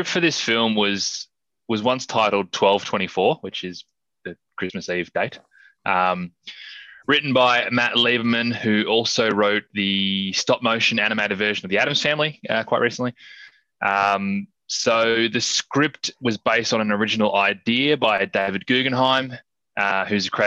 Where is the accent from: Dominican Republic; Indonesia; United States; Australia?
Australia; being Australian